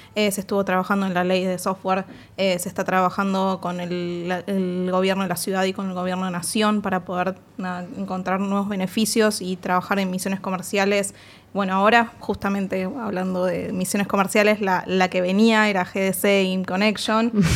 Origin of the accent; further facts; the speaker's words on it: Argentina; como argentinos y argentinas en la industria de videojuegos